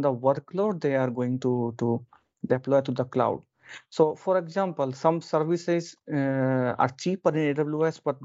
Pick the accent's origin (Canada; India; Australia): India; moved away as an adult; now in Oslo, Norway; Originally, I'm from India, but I'm living in Europe for last 6.5 years